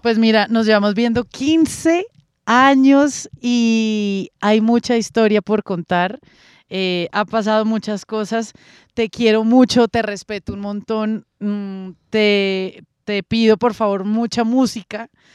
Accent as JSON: {"language": "Spanish", "country": "Colombia", "said": "como colombiana y como persona de, de los medios"}